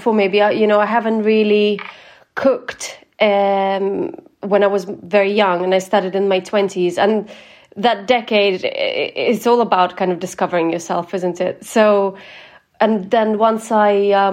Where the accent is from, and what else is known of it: Ukraine; born or raised there